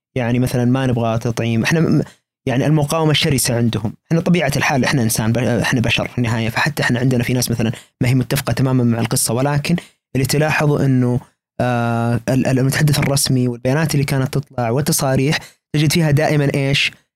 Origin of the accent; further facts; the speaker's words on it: Saudi Arabia; كوننا سعوديين